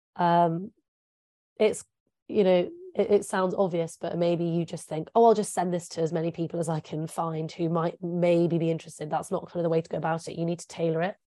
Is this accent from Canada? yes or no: no; England, United Kingdom; first language English; I'm English. I'm a native English speaker.